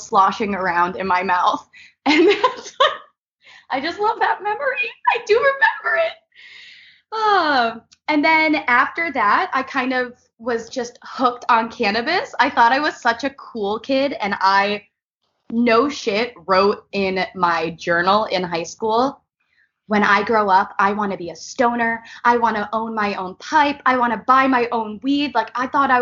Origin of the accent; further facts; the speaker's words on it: New York, United States; now in Los Angeles, United States; I am from New York. I'm living here in Los Angeles